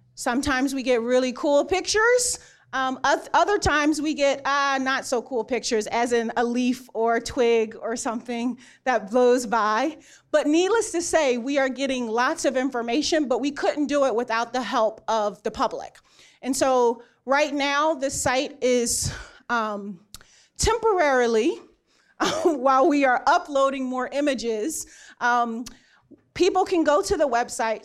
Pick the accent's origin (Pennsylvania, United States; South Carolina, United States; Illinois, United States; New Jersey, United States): Pennsylvania, United States; Philadelphia; moved away; I grew up in Philadelphia